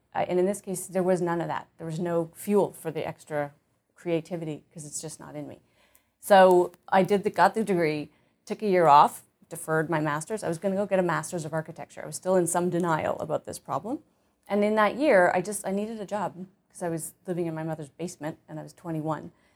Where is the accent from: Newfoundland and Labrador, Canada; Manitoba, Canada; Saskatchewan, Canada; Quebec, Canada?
Manitoba, Canada; Winnipeg; born or raised there; also born or lived in Ottawa, Ontario